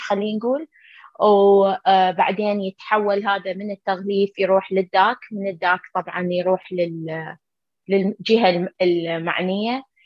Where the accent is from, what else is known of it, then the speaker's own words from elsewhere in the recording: Iraq; moved away as an adult; now in United States; احنا درسنا بالعراق